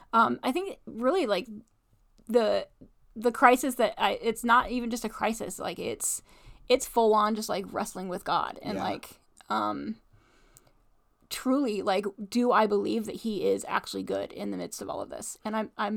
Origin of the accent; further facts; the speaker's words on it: Midwest, United States; So, you know, grew up in Bible Belt, and you know, faith has always been important to me.